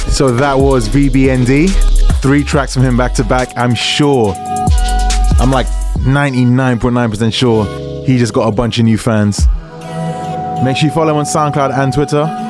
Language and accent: English; England, United Kingdom; I'm English, not American